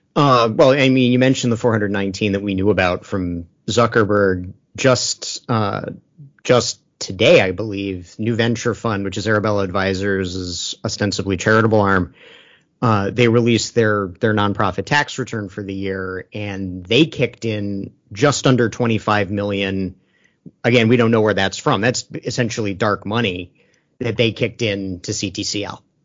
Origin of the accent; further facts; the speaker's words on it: Maryland, United States; my home state